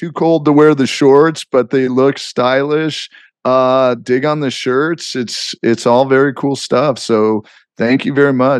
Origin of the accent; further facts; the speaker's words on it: Palm Springs, California, United States; I think it was growing up in Palm Springs really warped my perspective on life